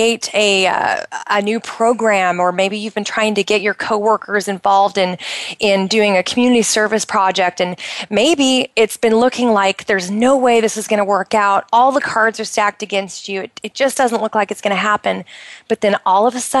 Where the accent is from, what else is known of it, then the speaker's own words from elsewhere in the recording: United States; now in Bahrain; I'm originally from the United States